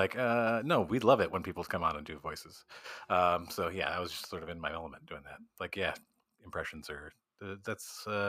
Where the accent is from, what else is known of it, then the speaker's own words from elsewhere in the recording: Midwest, United States; now in New York, United States; But I started out as an actor. So that's why I moved to New York from the Midwest, was to do acting.